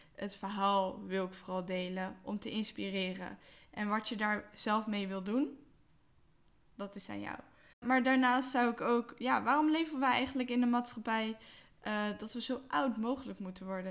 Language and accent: Dutch; Westland, South Holland, Netherlands; now in Rotterdam, Netherlands; 29 jaar, opgegroeid in het Westland en ik woon nu in Rotterdam.